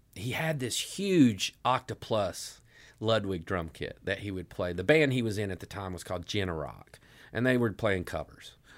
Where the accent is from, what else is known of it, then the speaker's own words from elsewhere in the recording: Elizabethton, Tennessee, United States; moved away as an adult; also born or lived in Johnson City, Tennessee / Knoxville, Tennessee; now in Nashville, United States; I was born in Johnson City, and I grew up in a small town called Elizabethton.